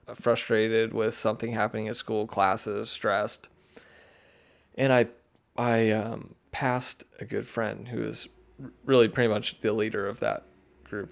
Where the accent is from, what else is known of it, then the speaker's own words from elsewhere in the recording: Siloam Springs, Arkansas, United States; I grew up in Siloam